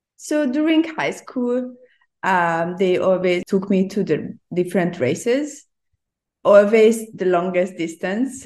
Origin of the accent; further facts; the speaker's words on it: Hungary; English is a second language; now in Hong Kong; originally, I'm from Hungary.